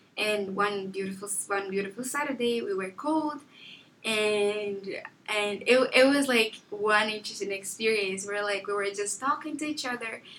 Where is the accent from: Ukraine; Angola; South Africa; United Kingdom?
Angola; Lubango, Huíla; also born or lived in Luanda, Angola; now in United States; home is really the place where I was born, born, where I grew up, where my childhood memories are